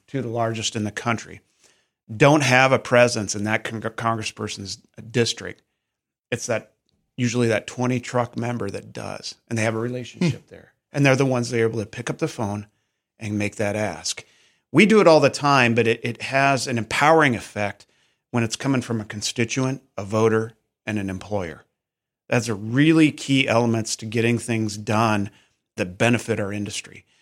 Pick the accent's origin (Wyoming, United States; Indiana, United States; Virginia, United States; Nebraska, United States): Nebraska, United States; Auburn; I, I was born and raised in Nebraska, town of 1500